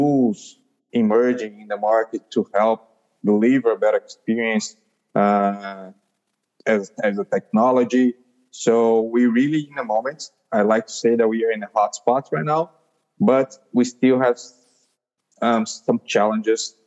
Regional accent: São Paulo, Brazil; I'm from Brazil, São Paulo

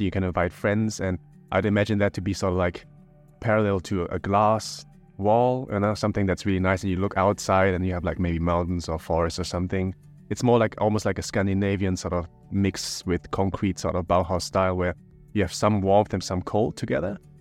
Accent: Germany; now in Bangkok, Thailand; I'm also from Germany in a sense

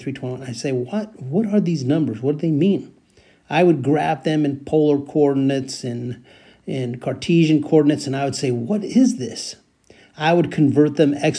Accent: San Joaquin Valley, California, United States; I was growing up in the San Joaquin Valley, east of the Bay Area. I was growing up there

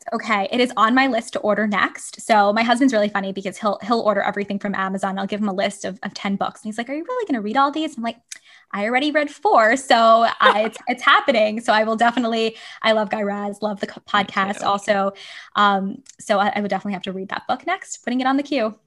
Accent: New York City, New York, United States; moved away as an adult; now in San Francisco, United States; I grew up on Staten Island

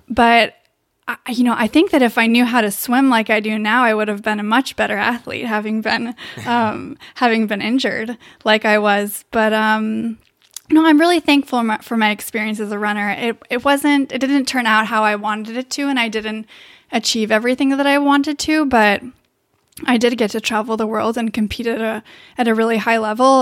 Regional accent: Davis, California, United States; I am from Davis, California

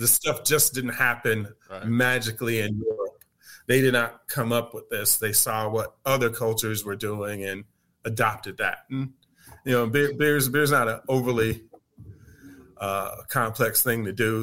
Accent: Tuskegee, Alabama, United States; moved away as an adult; also born or lived in Boston, Massachusetts; now in Atlanta, United States; I grew up in Tuskegee, Alabama

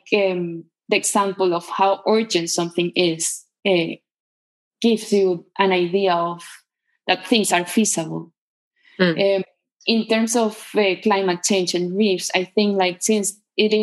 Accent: Caracas, Capital District, Venezuela; moved away as an adult; I was born in Caracas, and that's where I grew up. I live always in the same city until I was, I think, 31 years old.

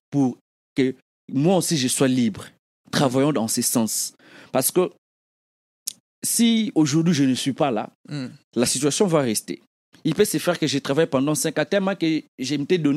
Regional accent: DR Congo; Parce que ceux qui sont au Congo, moi, en grandissant au Congo, on connaissait des gens, on avait des vieux dans les quartiers, dans nos quartiers.

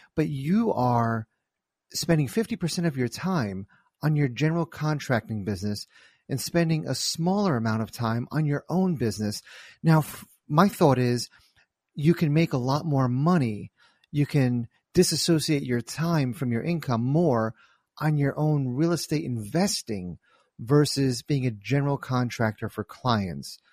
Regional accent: New Jersey, United States; I'm from New Jersey

